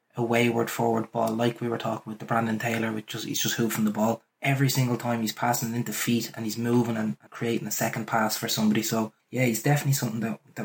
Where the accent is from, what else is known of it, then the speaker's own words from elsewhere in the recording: Ireland; I'm only an Irish lad.